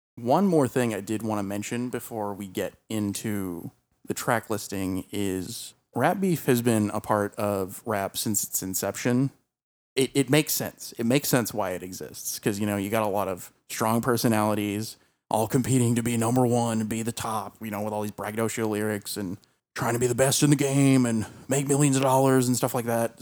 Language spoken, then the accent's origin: English; the South, United States; we grew up in the South